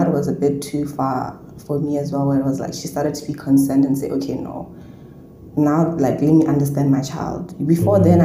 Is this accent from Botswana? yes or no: yes; Botswana; moved away as an adult; I'm from Botswana